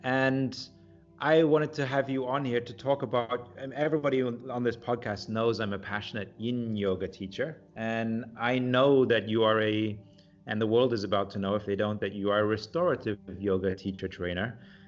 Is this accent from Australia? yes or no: no; Singapore; Well, because I grew up in Singapore, as you might know.